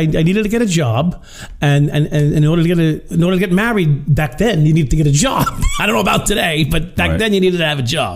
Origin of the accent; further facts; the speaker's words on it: Long Island, New York, United States; also born or lived in Brooklyn; I was a Long Island kid, right? So I was born in Brooklyn, but raised on Long Island